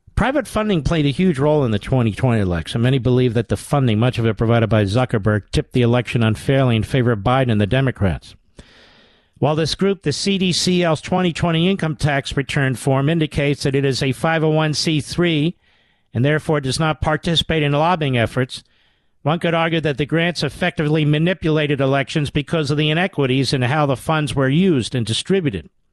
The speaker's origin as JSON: {"language": "English", "region": "Pennsylvania", "country": "United States", "said": "my home state of Pennsylvania"}